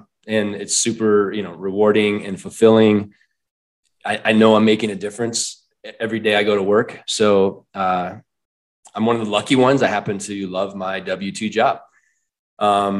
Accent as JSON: {"language": "English", "region": "Iowa", "country": "United States", "tie": "born or raised there", "also_born_or_lived": "Michigan", "moved": "as an adult", "lives_now": "Colorado, United States", "said": "I was born in Michigan, raised in Iowa"}